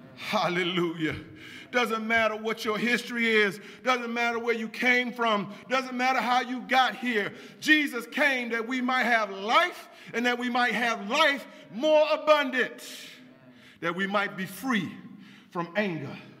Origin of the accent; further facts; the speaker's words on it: Washington, District of Columbia, United States; I grew up right here in Washington, D.C.